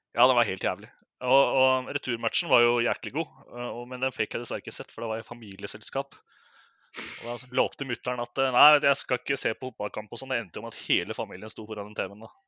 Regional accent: Oslo, Norway; jeg er fra Oslo, fra Oslo øst.

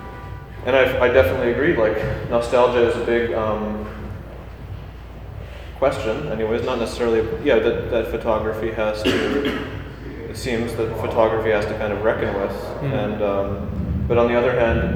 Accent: Vancouver, British Columbia, Canada; I'm from Vancouver

